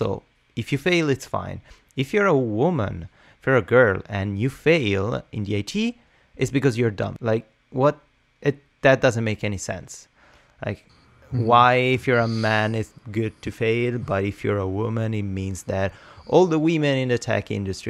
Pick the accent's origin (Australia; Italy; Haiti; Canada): Italy; moved away; I come from Italy